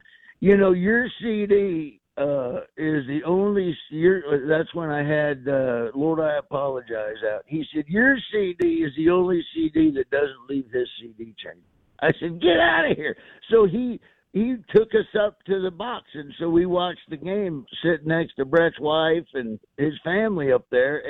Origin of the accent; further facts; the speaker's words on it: Florida, United States; you couldn't really wear Raider gear where I grew up in Florida, or you get shot.